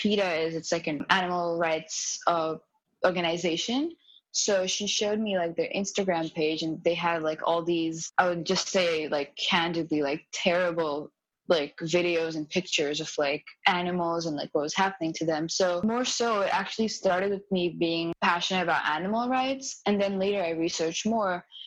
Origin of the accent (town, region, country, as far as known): India; born or raised there; English is a second language; moved away